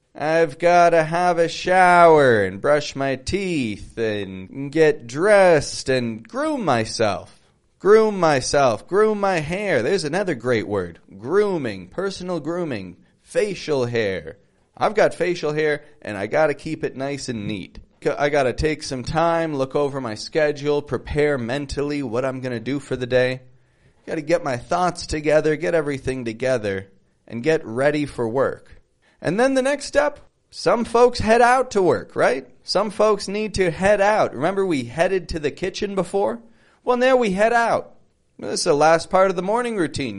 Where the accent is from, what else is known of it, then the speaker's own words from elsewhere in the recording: Toronto, Ontario, Canada; now in Mexico; I'm from Canada, from Toronto.